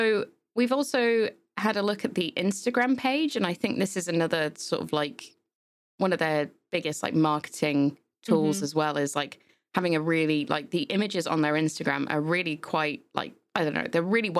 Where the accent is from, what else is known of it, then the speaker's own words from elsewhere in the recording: England, United Kingdom; growing up in England as well, like, you know, you've got places like Ann Summers